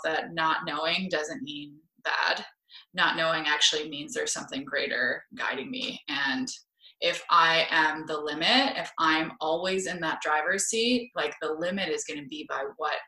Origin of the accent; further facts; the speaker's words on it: Toronto, Ontario, Canada; accent: Canadian; moved away as an adult; now in San Diego, United States; I grew up in Toronto